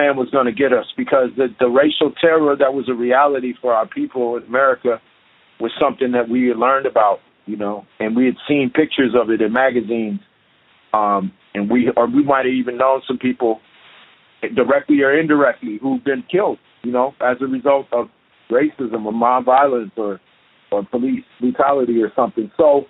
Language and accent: English; Chicago, Illinois, United States; already dealt with physical violence and being ostracized and bullied and beat up, this is part of being growing up in Chicago.